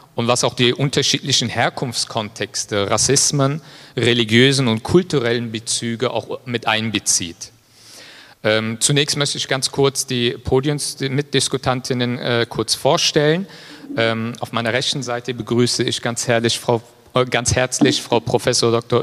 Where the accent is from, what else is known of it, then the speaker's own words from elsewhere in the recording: Leverkusen, North Rhine-Westphalia, Germany; als gebürtiger Leverkusener